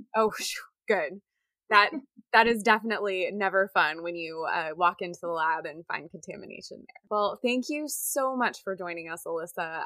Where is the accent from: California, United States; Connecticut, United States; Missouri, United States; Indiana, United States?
Indiana, United States; as a little girl growing up in Indiana